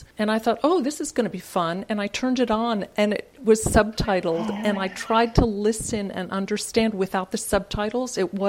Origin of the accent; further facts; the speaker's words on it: United States; She basically proved that what we Americans think of Canadians is all tru